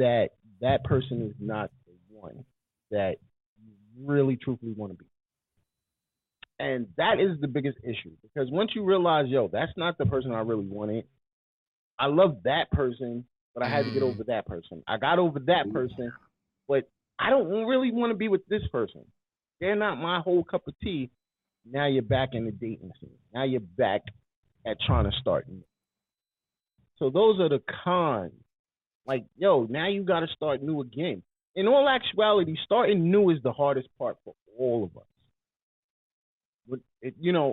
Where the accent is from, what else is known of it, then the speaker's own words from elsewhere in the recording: New York, United States; I'm from New York.